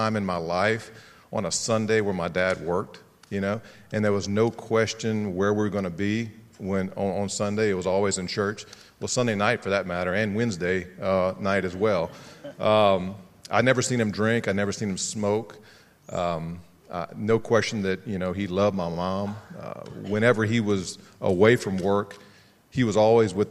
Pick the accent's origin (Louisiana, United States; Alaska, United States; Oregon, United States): Louisiana, United States; Opelousas; I grew up here in Opelousas, so I'm a homeboy.